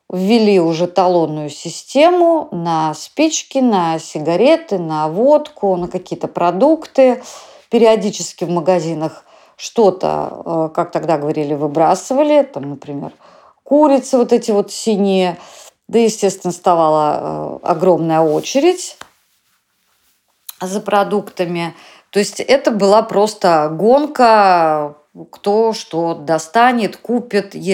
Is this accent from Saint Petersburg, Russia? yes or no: yes; Saint Petersburg, Russia; Я коренная петербурженка, и у нас с мамой и с братом была одна комната, то есть жить нам было негде.